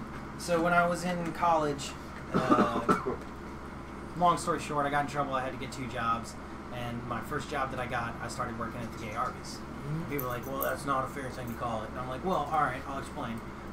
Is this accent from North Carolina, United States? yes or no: no; Blythewood, South Carolina, United States; also born or lived in Maryland; No, I grew up in Blythewood, South Carolina.